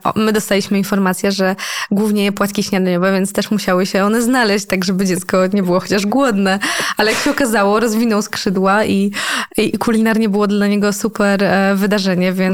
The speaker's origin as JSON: {"language": "Polish", "country": "Poland", "accent": "Slavic", "said": "byłam jedyną Polką, więc wszyscy byli zachwyceni moim słowiańskim akcentem."}